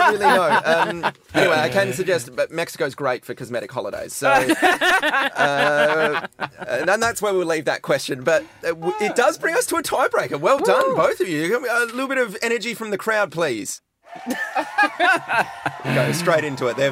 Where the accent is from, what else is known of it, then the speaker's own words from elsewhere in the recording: Perth, Western Australia, Australia; I'm from Perth